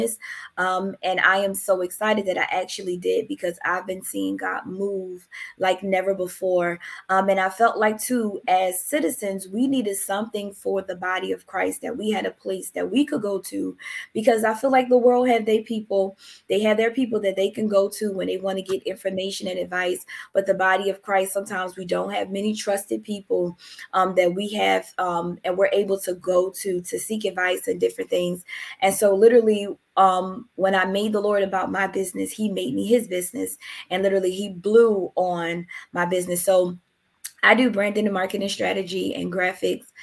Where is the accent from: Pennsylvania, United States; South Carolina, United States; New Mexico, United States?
Pennsylvania, United States; Philadelphia; now in New Jersey, United States; I am originally from Philadelphia, but I reside in New Jersey